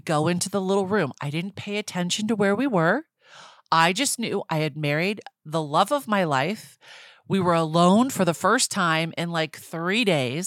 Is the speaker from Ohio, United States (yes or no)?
no; Rockville, Maryland, United States; I grew up in Rockville, Maryland